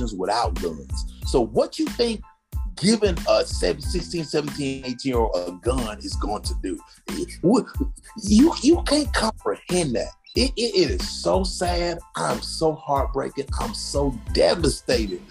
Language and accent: English; United States; I'm first generation American. So I'm an American citizen